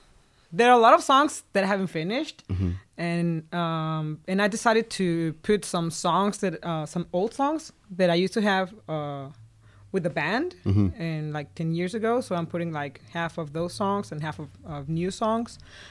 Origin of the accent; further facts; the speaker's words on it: Guadalajara, Jalisco, Mexico; moved away as an adult; I'm from Guadalajara.